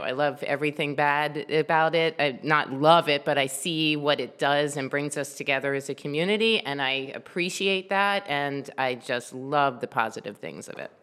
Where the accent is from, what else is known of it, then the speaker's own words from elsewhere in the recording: Columbia, Maryland, United States; also born or lived in Silver Spring, Maryland / Baltimore, Maryland; I grew up in Columbia, Maryland. I actually wasn't born there. I was born in Silver Spring